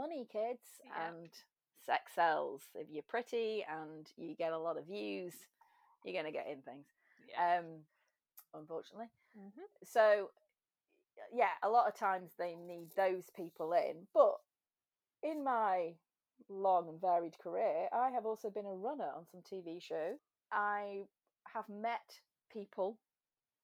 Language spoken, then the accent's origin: English; England, United Kingdom; also born or lived in London / Dublin; I'm English